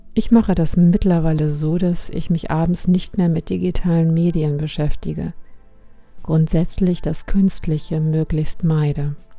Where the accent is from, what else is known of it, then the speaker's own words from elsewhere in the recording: Germany; bei uns in Deutschland